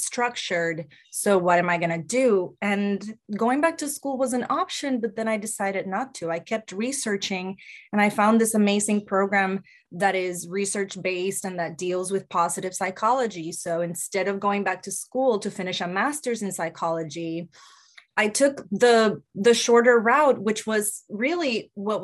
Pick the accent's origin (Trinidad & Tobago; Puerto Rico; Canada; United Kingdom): Puerto Rico; moved away as an adult; now in United States; I grew up in Puerto Rico and I didn't make it to the States until I was 27